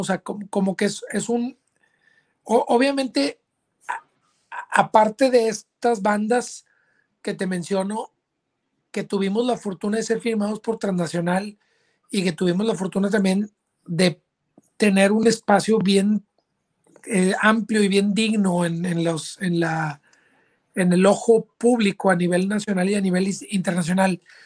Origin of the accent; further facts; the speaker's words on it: Monterrey, Nuevo León, Mexico; moved away as an adult; now in Austin, United States; yo soy originario de Monterrey, Nuevo León